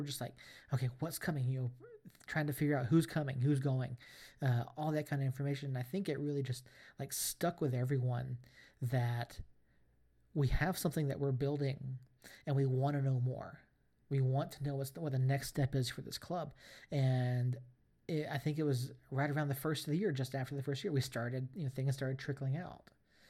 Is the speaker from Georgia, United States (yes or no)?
yes; Atlanta, Georgia, United States; now in New Mexico, United States; I'm 1,500 miles away, 1,800 miles away from Atlanta, from my hometown club.